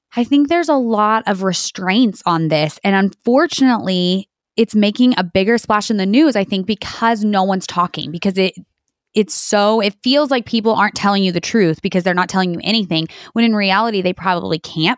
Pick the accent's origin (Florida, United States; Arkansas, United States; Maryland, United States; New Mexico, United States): New Mexico, United States; born and raised in New Mexico my entire life on a dairy farm